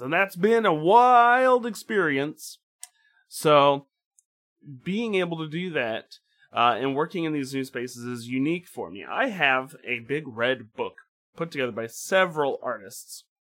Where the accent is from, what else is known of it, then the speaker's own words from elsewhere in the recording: Midwest, United States; my Midwestern Eden, well, Midwestern Protestant upbringing